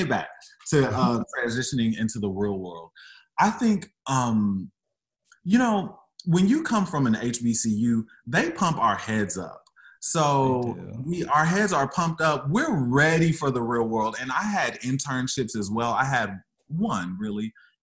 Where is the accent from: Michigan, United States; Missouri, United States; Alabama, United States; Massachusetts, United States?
Missouri, United States; St. Louis; moved away as an adult; I was coming from St. Louis. So being an emo boy in St. Louis is not a thing.